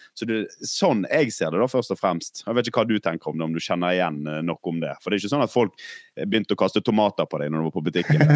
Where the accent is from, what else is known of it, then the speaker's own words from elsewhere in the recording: Bergen, Vestland, Norway; Som bergenser